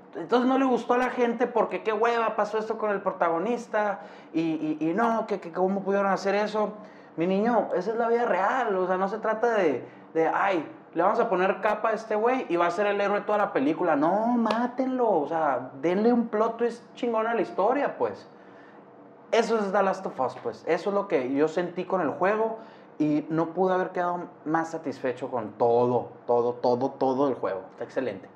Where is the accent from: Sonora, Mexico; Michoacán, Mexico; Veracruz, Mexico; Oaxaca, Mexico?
Sonora, Mexico; Hermosillo; soy de Hermosillo, Sonora